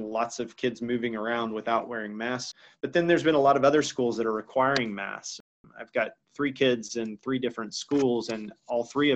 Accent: Georgia, United States; my home state of Georgia.

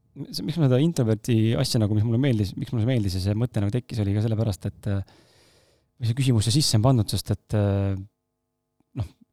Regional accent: Estonia

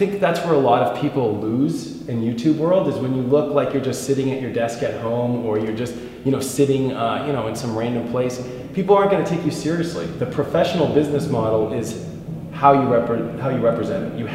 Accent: Los Angeles, California, United States; I'm from Hollywood, California

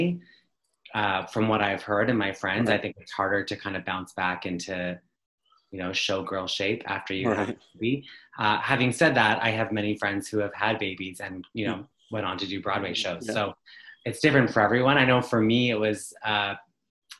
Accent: Ottawa, Ontario, Canada; I'm from Ottawa, Ontario in Canada.

